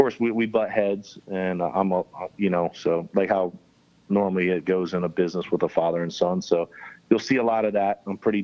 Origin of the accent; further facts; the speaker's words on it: Florida Keys, United States; since you're born and raised in the Keys, you're called a conch. And so he's a conch, I'm a conch